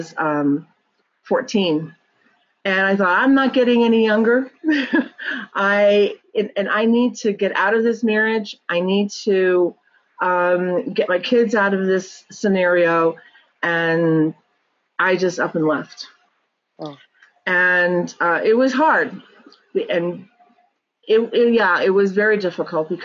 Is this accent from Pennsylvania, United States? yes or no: no; New York, United States; moved away as an adult; now in California, United States; So I lived in New York, born and raised in New York.